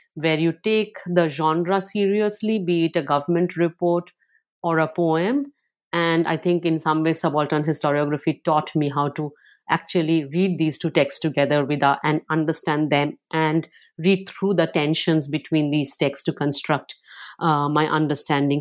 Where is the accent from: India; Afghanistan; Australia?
India; Kolkata, West Bengal; also born or lived in coal fields state outside Calcutta; now in Philadelphia, United States; I grew up partly in Calcutta. Like, I was born in, uh, in a state outside of Calcutta in the coal fields, extremely dry place. And then we moved to Calcutta